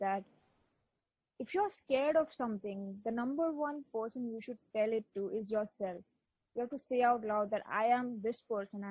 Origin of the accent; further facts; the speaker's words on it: West Bengal, India; first language Bengali; English is a second language; Bengali is my mother tongue because I live in Bengal, so that's the language here.